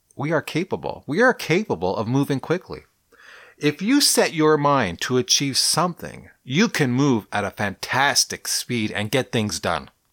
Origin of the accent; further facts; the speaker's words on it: Canada; I'm a Canadian, eh? That's my culture anyways